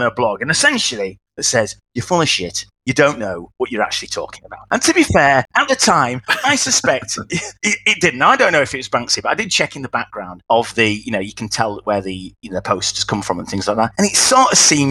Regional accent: Wakefield, Yorkshire and the Humber, United Kingdom; accent: Yorkshire; moved away as an adult; now in London, United Kingdom; I'm from Yorkshire originally

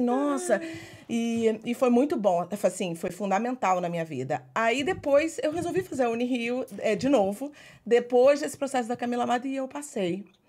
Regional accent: Niterói, Rio de Janeiro, Brazil; moved away as an adult; also born or lived in Portugal / New York City; now in United States; Sou de Niterói

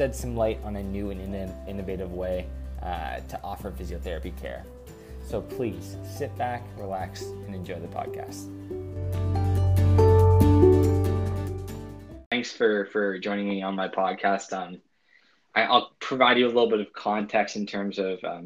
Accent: New Brunswick, Canada; moved away as an adult; now in Gold Coast, Australia; I'm originally from Canada, specifically the East Coast, New Brunswick

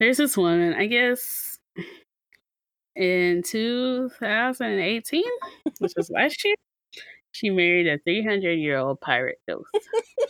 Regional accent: Nigeria; am Nigerian

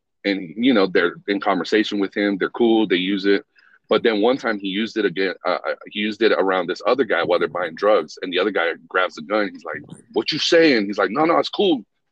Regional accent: Reno, Nevada, United States; I grew up in Reno on Sutro Street

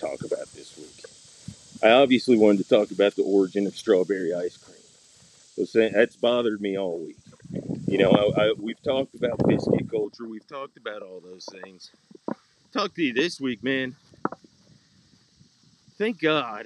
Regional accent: Atlanta, Georgia, United States; I am from Metro Atlanta

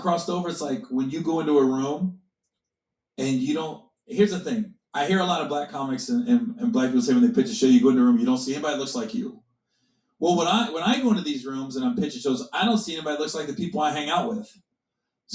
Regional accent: Midwest, United States; I grew up in the Midwest

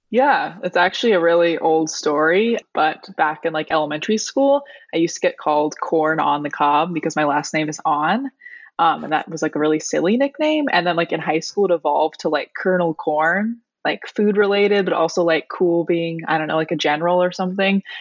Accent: Pacific Northwest, United States; now in Portland, United States; I grew up on the Pacific Northwest

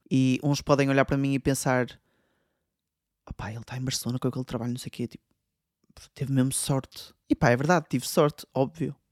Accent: Portugal; moved away as an adult; da minha terra em Portugal

